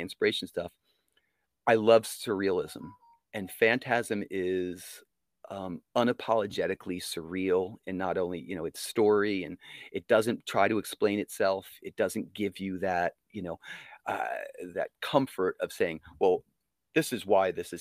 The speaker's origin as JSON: {"language": "English", "town": "Monmouth Beach", "region": "New Jersey", "country": "United States", "tie": "born or raised there", "also_born_or_lived": "Sarasota, Florida", "said": "I grew up in Monmouth Beach"}